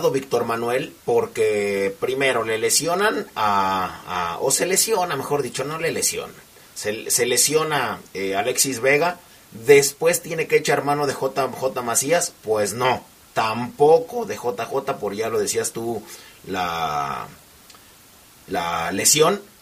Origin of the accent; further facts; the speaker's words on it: Argentina; Van a decir todos, ¿y tú qué eres? Soy argentino.